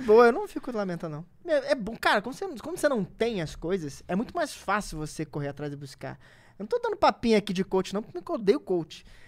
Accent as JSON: {"language": "Portuguese", "region": "Rio de Janeiro", "country": "Brazil", "tie": "born or raised there", "said": "eu sou nascido e criado na Cidade de Deus"}